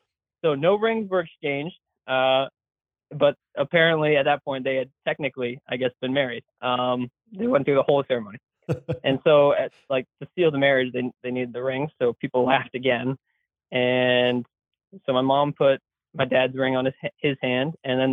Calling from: Massachusetts, United States; I'm from Southeast Mass, so the only part of Mass that, in my mind, really exists.

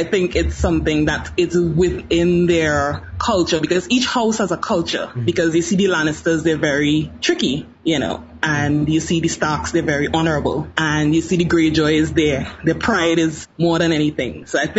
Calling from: Trinidad & Tobago; I'm actually calling from Trinidad and Tobago.

